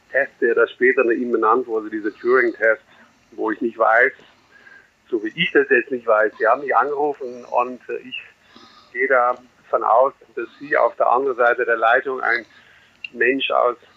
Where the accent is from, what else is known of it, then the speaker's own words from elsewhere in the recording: Netherlands; German is a second language; now in Germany; Ich bin äh, Holländer, der in Deutschland wohnt seit langer Zeit, jetzt hier in der Nähe von München.